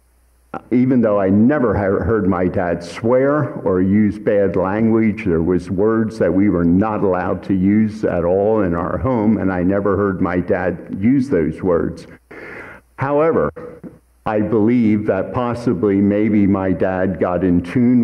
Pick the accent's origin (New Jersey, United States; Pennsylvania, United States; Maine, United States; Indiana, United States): Pennsylvania, United States; Hatfield Township; I grew up in Hatfield Township